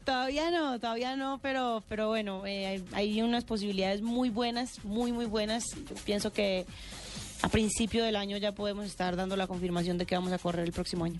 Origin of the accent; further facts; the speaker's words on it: Medellín, Antioquia, Colombia; yo soy de Medellín